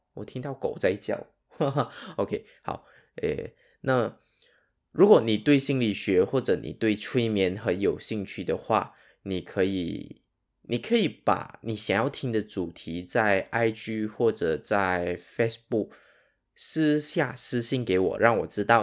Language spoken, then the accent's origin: Chinese; Sarawak, Malaysia; 我的口音可能跟你不一样。那我本身是马来西亚沙捞越人